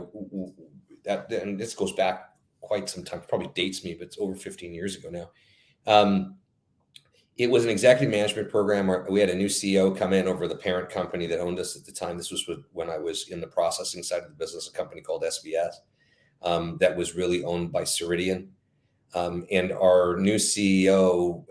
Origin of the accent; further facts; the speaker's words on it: Canada; also born or lived in California / Kentucky / southern Italy (heritage); I am a child of immigrants, but I've spent most of my life in Canada